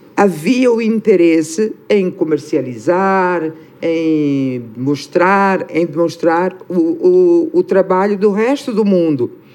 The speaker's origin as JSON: {"language": "Portuguese", "country": "Angola", "moved": "yes", "said": "sermos do mesmo país"}